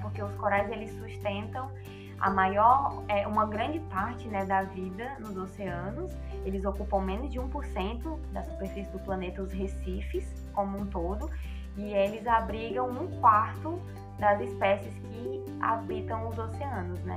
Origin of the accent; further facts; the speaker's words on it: Ceará, Brazil; moved away as an adult; now in Macaé, Brazil; eu sou do Ceará